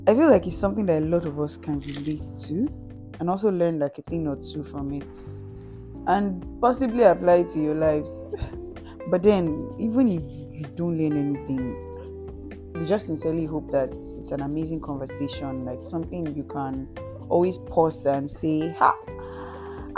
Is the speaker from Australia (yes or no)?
no; Nigeria; as a Nigerian that I am